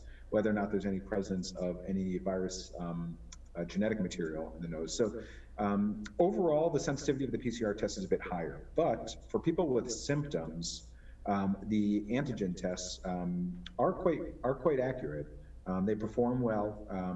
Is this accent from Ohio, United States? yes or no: no; Connecticut, United States; also born or lived in New York; I'm from Connecticut originally